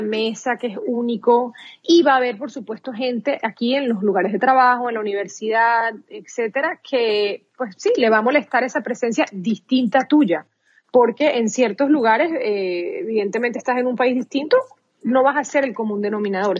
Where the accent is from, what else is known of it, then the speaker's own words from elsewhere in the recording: Venezuela; first language Spanish; moved away as an adult; now in United States; Soy venezolana de pura cepa, como dicen